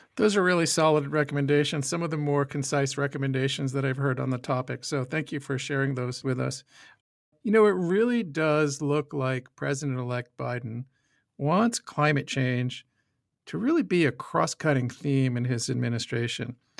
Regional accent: United States; moved away as an adult; now in Saskatoon, Canada; As an American expat, I've been following the twenty twenty presidential election while buried deep, deep in snow here in Saskatoon.

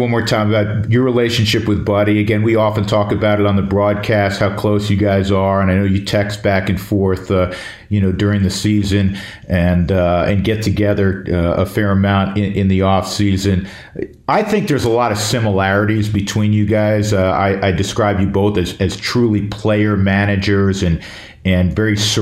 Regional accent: New York, United States; growing up in New York

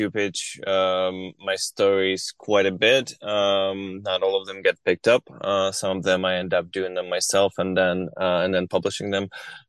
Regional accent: Kharkiv, Kharkiv Oblast, Ukraine; moved away as an adult; now in United States; I grew up in Kharkiv. And I was born in 1984, in Kharkiv as well, which at that time, of course, was part of Soviet Union.

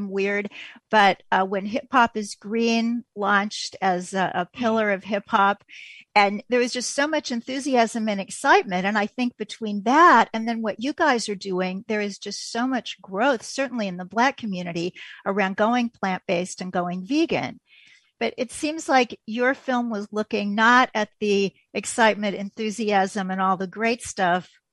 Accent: Kansas City, Missouri, United States; I'm from Kansas City

